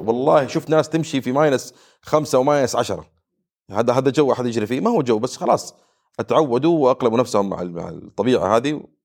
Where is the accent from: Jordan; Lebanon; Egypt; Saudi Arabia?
Saudi Arabia; عندنا في السعوديه